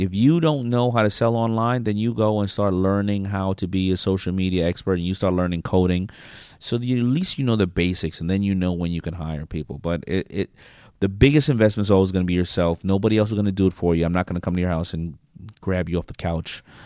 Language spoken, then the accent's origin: English; New York City, New York, United States; growing up in Hollis, Queens